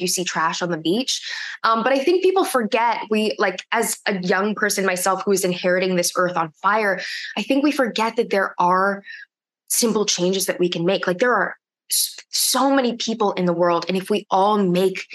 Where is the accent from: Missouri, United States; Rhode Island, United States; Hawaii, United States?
Hawaii, United States; I am of Native Hawaiian descent. I'm Kanaka Maoli, and I grew up in Hawaii